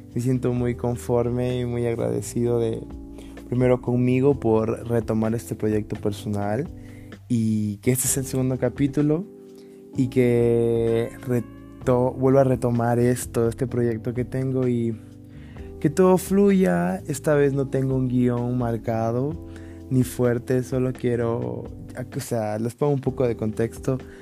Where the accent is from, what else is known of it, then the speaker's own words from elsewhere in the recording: Ecuador; en mi país